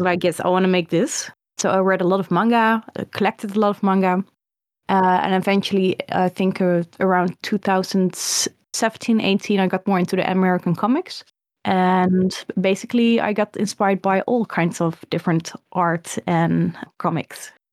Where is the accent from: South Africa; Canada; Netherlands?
Netherlands; I grew up in the, the Netherlands